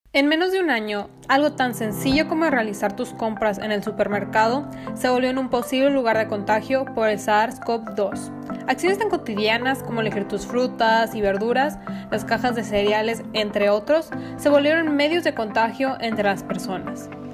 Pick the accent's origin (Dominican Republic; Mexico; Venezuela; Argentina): Mexico; Baja California; Soy originaria de Baja California